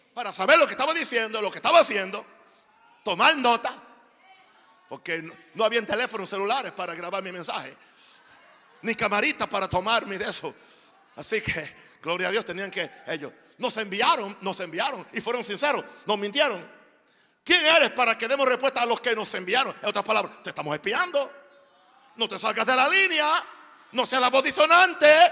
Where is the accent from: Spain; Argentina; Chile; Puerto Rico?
Puerto Rico; Naguabo; moved away; also born or lived in Panama; un pueblo en el este de Puerto Rico donde, donde yo nací